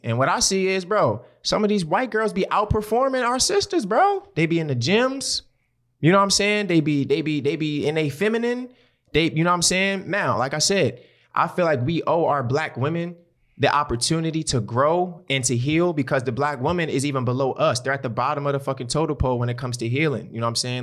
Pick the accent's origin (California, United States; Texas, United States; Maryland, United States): Maryland, United States; Baltimore; I'm from West Baltimore. My people stay on the motherfucking east side.